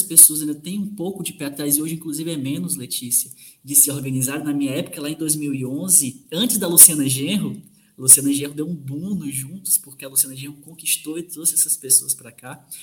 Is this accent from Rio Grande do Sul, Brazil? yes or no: no; sertão of Ceará, Brazil; now in Minas Gerais, Brazil; eu que sou do sertão do Ceará e atualmente sou professor de Minas Gerais